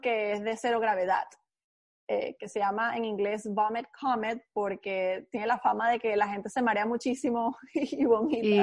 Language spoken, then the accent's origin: Spanish; Caracas, Capital District, Venezuela; now in United States; soy venezolana, nací en Caracas, eh, me crié en Caracas